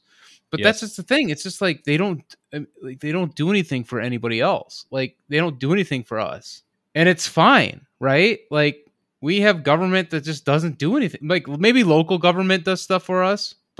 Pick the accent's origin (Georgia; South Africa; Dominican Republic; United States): United States; And that's exactly how I feel as an American.